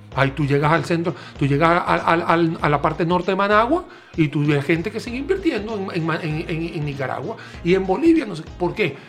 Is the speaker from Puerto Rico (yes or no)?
no; Venezuela; now in Costa Rica; En mi país natal, Venezuela